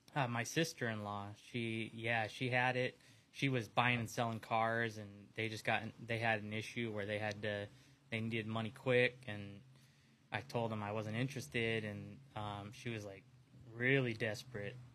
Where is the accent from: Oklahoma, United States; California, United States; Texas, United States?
California, United States; San Diego; out here in San Diego